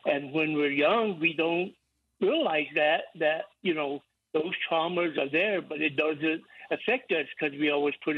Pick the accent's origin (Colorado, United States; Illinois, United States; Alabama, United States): Colorado, United States; Southern Ute Indian Reservation; I'm from the Southern Indian Reservation here in Colorado.